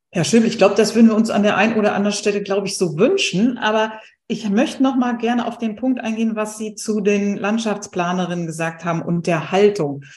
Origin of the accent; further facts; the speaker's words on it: Ruhr area, North Rhine-Westphalia, Germany; Ich komme jetzt aus dem Ruhrgebiet